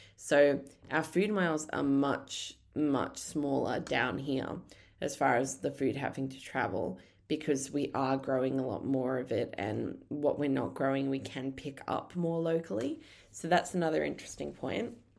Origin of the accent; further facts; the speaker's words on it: Brisbane, Queensland, Australia; moved away as an adult; now in Tasmania, Australia; I didn't grow up down here. I grew up in Brisbane. Um, I grew up in just, like, a little suburb on the Bayside in Brisbane.